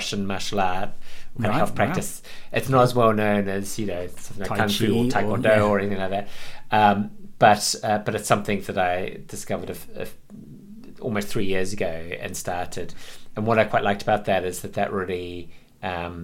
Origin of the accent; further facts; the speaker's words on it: New Zealand; moved away as an adult; also born or lived in London, United Kingdom; now in Buxton, United Kingdom; I was born in Britain, in London, but in my first 6 years I was in London, and then we moved to New Zealand.